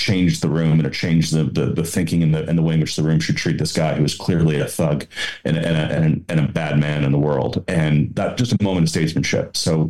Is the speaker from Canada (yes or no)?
yes; Alberta, Canada; I am an Albertan and a proud Albertan, but I'm a Canadian first.